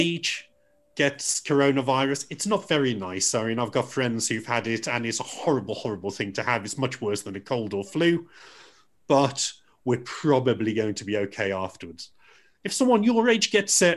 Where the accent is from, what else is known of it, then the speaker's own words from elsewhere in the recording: Dudley, West Midlands, United Kingdom; also born or lived in Stourbridge; I'm from Dudley. I mean, I still live in Stourbridge, and I went to school in Stourbridge